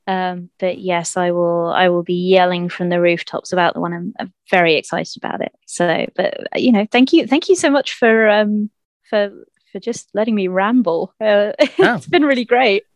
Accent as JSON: {"language": "English", "town": "Winchester", "region": "South East England", "country": "United Kingdom", "tie": "born or raised there", "said": "in Winchester, my hometown"}